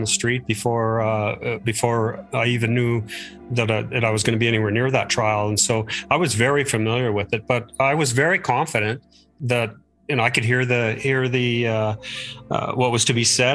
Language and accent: English; Calgary, Alberta, Canada; I was born here in Calgary, and so true Calgarian